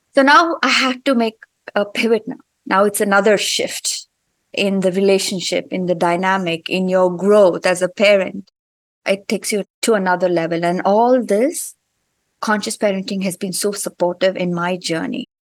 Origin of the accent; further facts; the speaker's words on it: India; moved away as an adult; now in United States; I grew up in India